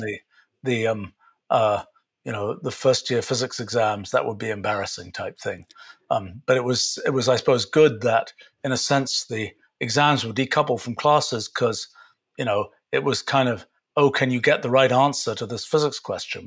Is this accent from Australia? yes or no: no; England, United Kingdom; I grew up in England.